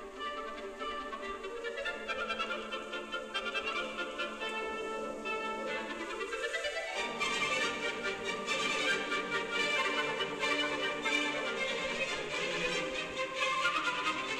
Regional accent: Evanston, Illinois, United States; I'm from Evanston

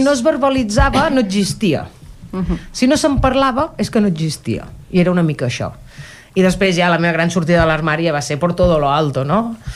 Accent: Cardedeu, Catalonia, Spain; Jo he viscut he crescut a Cardedeu tota la vida.

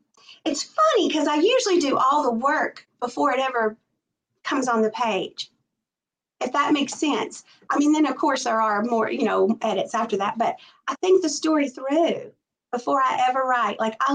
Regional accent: Tennessee, United States; You know, I was born and raised in Middle Tennessee. And even though I moved out of my little town, I never really left Middle Tennessee. So the South is all I know.

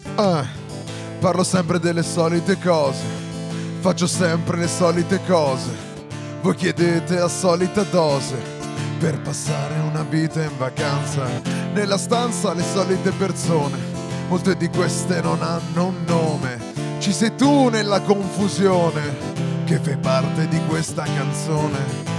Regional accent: Arezzo, Tuscany, Italy; Veniamo da Arezzo

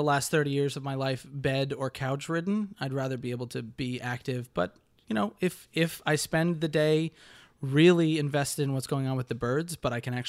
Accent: Connecticut, United States; We're both from Connecticut.

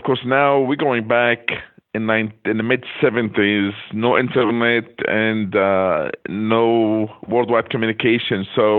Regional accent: Nazareth, Northern District, Israel; English is a second language; moved away as an adult; also born or lived in Mobile, Alabama / Tuscaloosa, Alabama; now in United States; I am from Nazareth, Israel, originally. I've been in this country 42 plus years. I did my undergraduate in Mobile College in Mobile, Alabama. I was there from 1974 until 77.

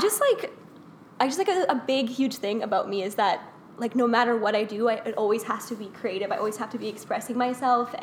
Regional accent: Vaughan, Ontario, Canada; also born or lived in Toronto; So I was born in Toronto, but I live and grew up in Vaughan, in Woodbridge

